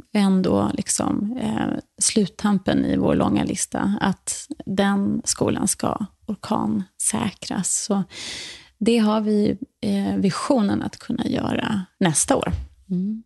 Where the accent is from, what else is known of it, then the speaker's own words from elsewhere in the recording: Borresta, Skåne, Sweden; moved away; also born or lived in New York, United States / Dominican Republic / Stockholm, Sweden; gården där jag växte upp, som heter Borresta, ligger norr om Österlen